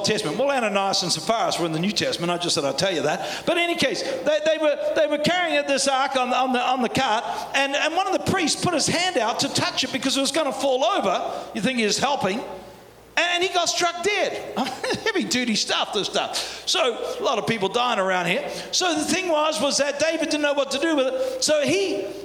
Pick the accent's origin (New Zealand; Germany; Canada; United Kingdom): New Zealand; accent: Kiwi; my Kiwi accent